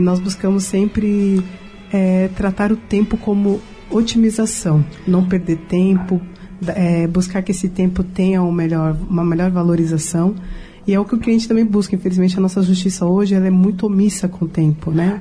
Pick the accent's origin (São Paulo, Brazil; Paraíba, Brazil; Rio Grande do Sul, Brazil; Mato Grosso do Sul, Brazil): São Paulo, Brazil; also born or lived in Rio de Janeiro; eu sou paulista